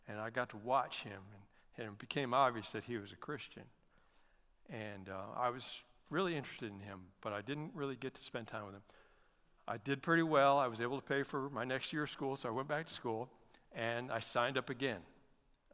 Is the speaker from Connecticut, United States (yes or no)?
yes; Hebron, Connecticut, United States; I was born and raised in Hebron, Connecticut